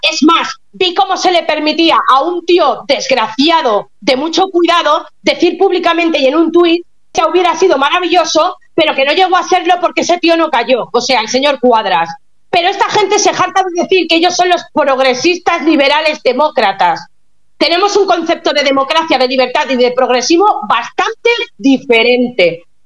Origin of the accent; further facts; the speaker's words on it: Catalonia, Spain; soy catalana